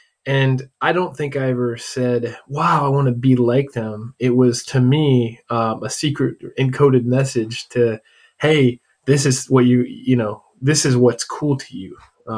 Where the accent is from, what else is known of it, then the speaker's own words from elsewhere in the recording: Ohio, United States; moved away as an adult; also born or lived in Columbus, Ohio; now in Arizona, United States; So I grew up in the Midwest, specifically Ohio, and pretty typical small town family. My dad was a pastor, you know, and I grew up in a Christian household